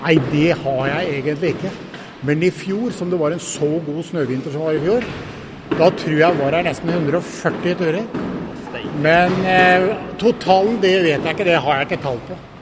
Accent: Rjukan, Vestfold og Telemark, Norway; Jeg er født og oppvokst på Rjukan

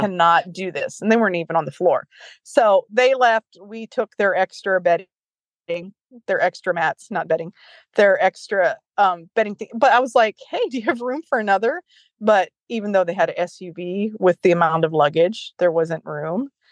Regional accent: Ohio, United States; I'm from Ohio

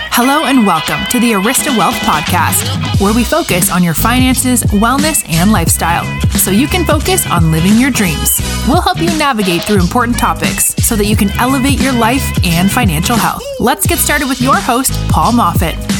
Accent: Arizona, United States; I was born in Arizona I'm one of the few that's in Arizona

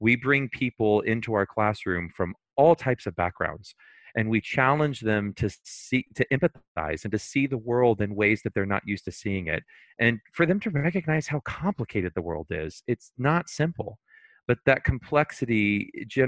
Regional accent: Houston, Texas, United States; When I was growing up in Houston, there were a lot of things that my community expected to be predetermined

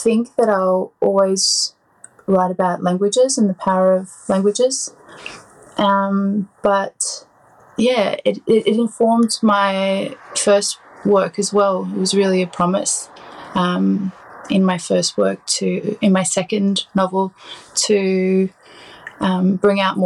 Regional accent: Australia; also born or lived in Brittany, France; now in France; we are Australian

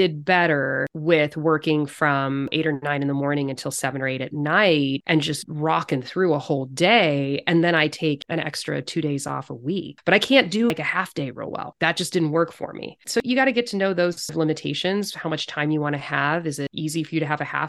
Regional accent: California, United States; moved away as an adult; also born or lived in Chicago / Seattle area; now in Silverdale, United States; I grew up in California

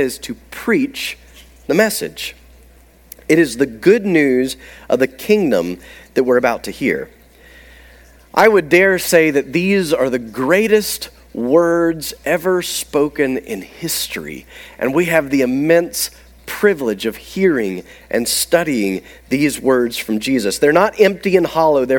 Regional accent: the South, United States; as a Southerner

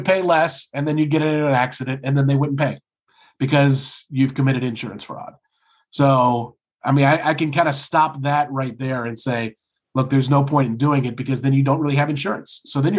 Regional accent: Atlanta, Georgia, United States; now in Michigan, United States; I grew up in Atlanta.

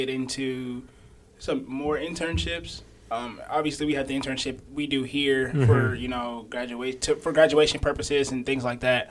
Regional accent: Sandy Springs, Georgia, United States; also born or lived in New Orleans, Louisiana; I was raised here, so you could say I'm from Georgia.

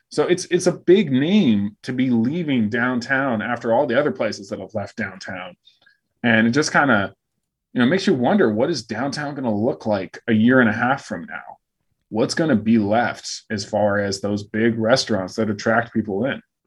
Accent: Phoenix, Arizona, United States; now in Fort Worth, United States; I grew up in Phoenix

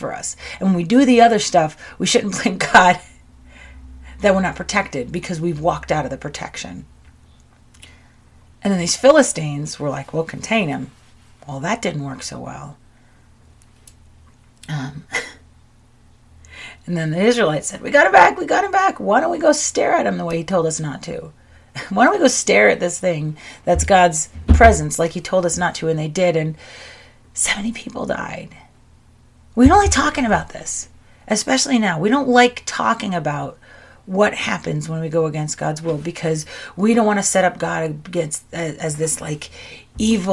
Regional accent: United States; I'm an American

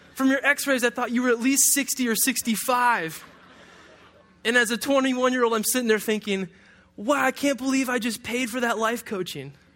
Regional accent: Detroit, Michigan, United States; I, I grew up in Detroit

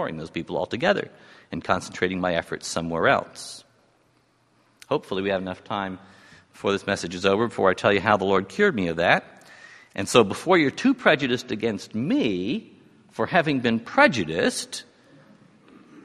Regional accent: New York City, New York, United States; When I was growing up in New York City in the 1950s

